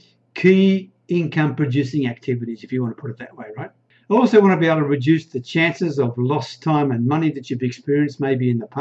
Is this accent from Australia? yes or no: yes; Australia; accent: Australian; now in Thailand; I'm an Aussie. You can probably hear that from the accent, right? But I live in a remote little Thai village way up near the Cambodian border.